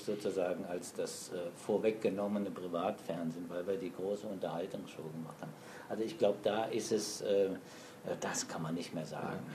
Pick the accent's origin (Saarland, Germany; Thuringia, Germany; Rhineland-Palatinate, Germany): Saarland, Germany; moved away as an adult; also born or lived in Frankfurt / Mainz / Berlin; Also ich bin im Saarland geboren und bin auch heute noch bekennender Saarländer